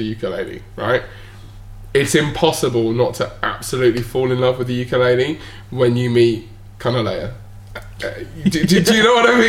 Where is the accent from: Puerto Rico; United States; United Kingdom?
United Kingdom; Bournemouth, South West England; being from Bournemouth, just as you know, just quite a small little town in the UK